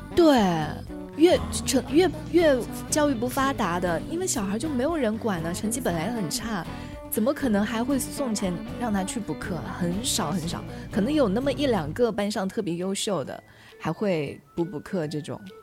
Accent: Chenzhou, Hunan, China; now in Changchun, China; 三百多公里就是我老家郴州到长沙的距离

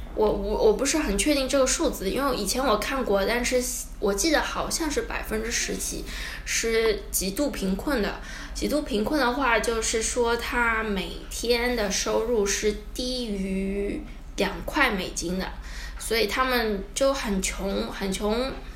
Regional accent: China; moved away as an adult; also born or lived in Shanghai, China / United States; now in Ecuador; 我是中国人，然后去美国待过一小段时间

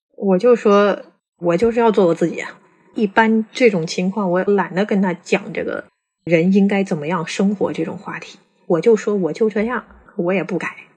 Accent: Guangdong, China; now in Beijing, China; 我是广东人

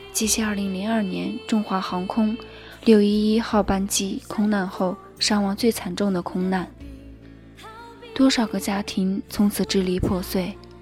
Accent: China; 我们是中国人，我们是屹立在世界东方的中国人

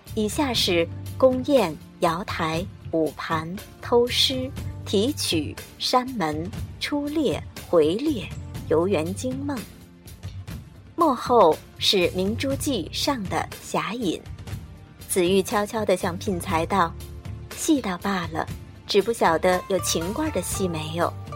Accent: China; 我们中国人过年的风俗没有变。我们的民族文化是一脉相承的。

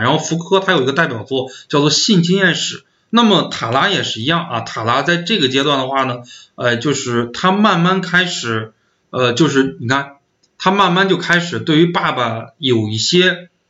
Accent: northern China, China; 因为我是北方人

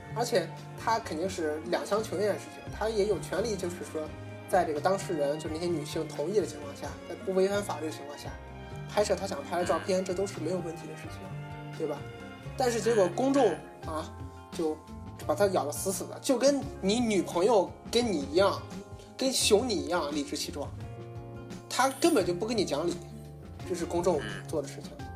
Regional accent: China; 作为华人来说，我觉得还是回到自己的祖国，让它变得富强

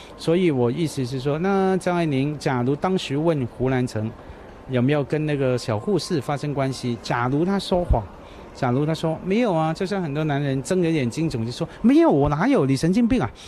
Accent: Hong Kong; Chinese is a second language; also born or lived in Taiwan; 我香港人去读书

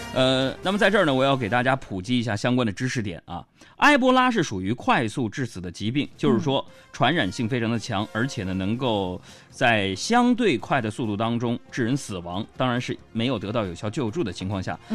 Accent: China; 我们中国人

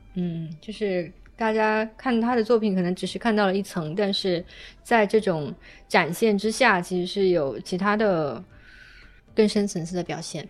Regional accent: Guangdong, China; now in Beijing, China; 我作为一个潮汕人来到了北京

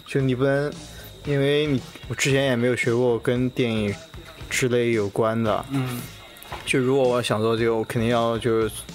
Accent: Nanjing, Jiangsu, China; 我从南京

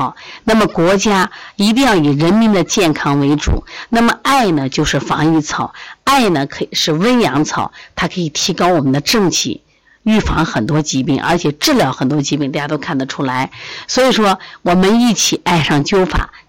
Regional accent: China; 就是我们中国人的智慧， 方法非常好啊！

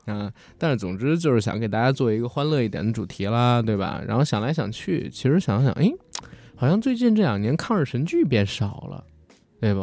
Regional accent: China; 我是一个中国人

